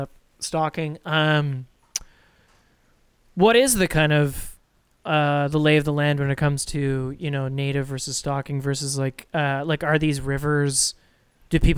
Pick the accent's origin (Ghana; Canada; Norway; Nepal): Canada; Ottawa, Ontario; we're both from Ottawa